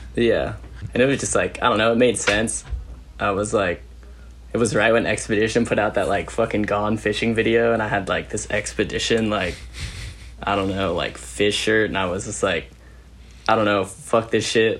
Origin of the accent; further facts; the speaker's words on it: Modesto, California, United States; I grew up in Modesto, California